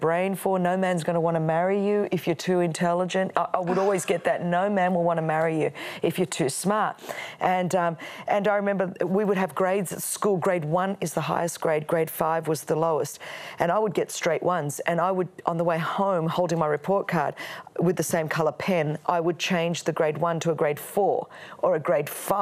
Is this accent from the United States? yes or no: no; Australia; first language Greek; English is a second language; my parents came over from Alexandria, Egypt. My grandparents were from Greece. And so we were immigrants into Australia.